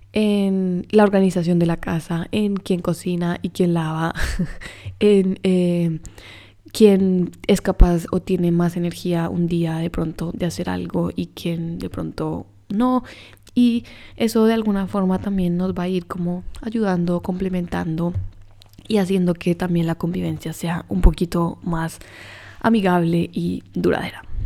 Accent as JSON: {"language": "Spanish", "country": "Colombia", "said": "yo soy colombiana"}